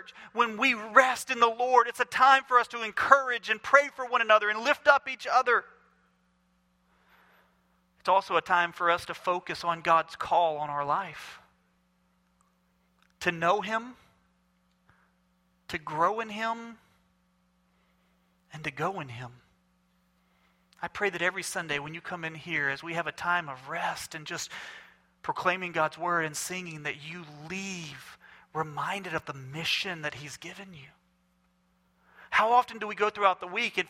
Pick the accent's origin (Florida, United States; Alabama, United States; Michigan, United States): Alabama, United States; Mobile; I'm from Mobile, Alabama